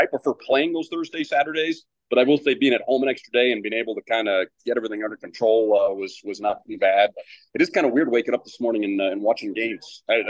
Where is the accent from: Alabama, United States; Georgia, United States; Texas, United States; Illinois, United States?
Texas, United States; Houston; moved away; also born or lived in Denver, Colorado; And I'm from Houston